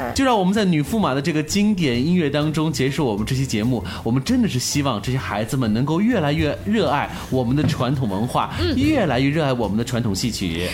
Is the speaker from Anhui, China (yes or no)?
yes; Anhui, China; 黄梅戏就是我们的家乡戏